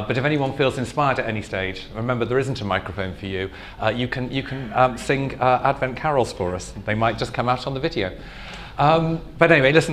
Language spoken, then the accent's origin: English; Liverpool, North West England, United Kingdom; I grew up near Liverpool in a very traditional Catholic home in Liverpool